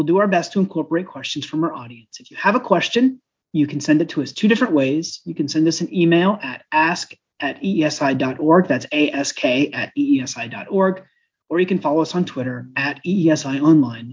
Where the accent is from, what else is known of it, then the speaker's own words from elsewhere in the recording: Vermont, United States; I grew up in Vermont